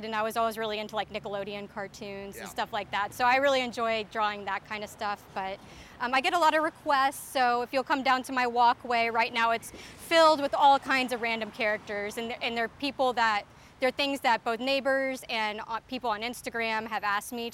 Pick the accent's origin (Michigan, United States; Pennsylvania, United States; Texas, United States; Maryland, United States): Texas, United States; moved away as an adult; now in Chicago, United States; So I grew up in Texas, and I moved to Chicago in 2012 to go to grad school, and I've been living on the north side of Chicago ever since then